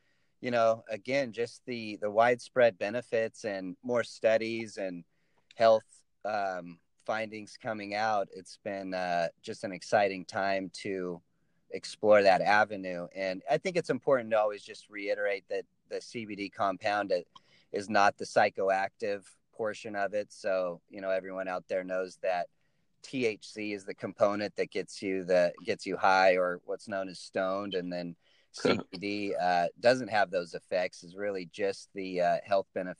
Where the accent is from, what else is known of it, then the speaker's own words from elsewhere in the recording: Northern California, United States; originally I'm from Northern California